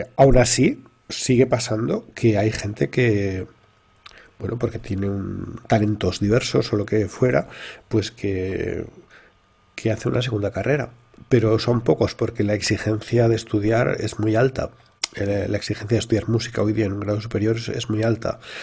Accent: a town in Valencia, Valencian Community, Spain; also born or lived in London; los inicios míos no son nada originales en el sentido que se producen en un pueblo de Valencia

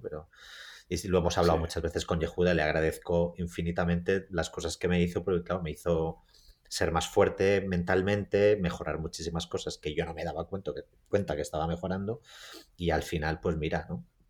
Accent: Mallorca, Balearic Islands, Spain; moved away as an adult; also born or lived in Cincinnati, United States; now in New York, United States; yo crecí en, en Mallorca, en una isla donde había muy pocas posibilidades

